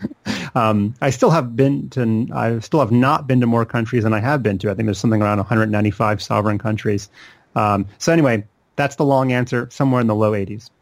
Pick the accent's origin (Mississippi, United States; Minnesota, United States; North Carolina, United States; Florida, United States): North Carolina, United States; Charlotte; I grew up in Charlotte, which is where I still live today